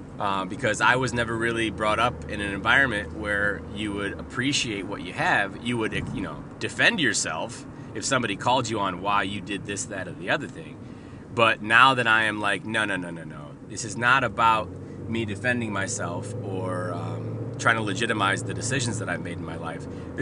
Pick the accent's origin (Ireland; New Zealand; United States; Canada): Canada; which means out and about, but I'm from Canada on the podcast.